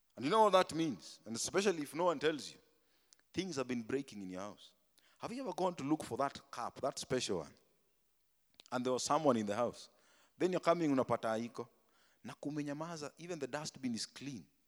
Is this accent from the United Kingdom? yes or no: no; Tigoni, Kiambu County, Kenya; Me, I came from Tigoni, bana. Me, I was in Tigoni